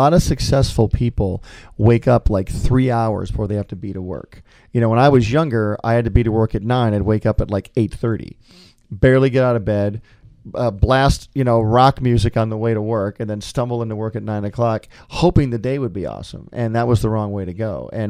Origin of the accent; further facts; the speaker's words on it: Michigan, United States; little did I know when I came to CalArts from Michigan, all I did was hang out with animators for 3 years at school.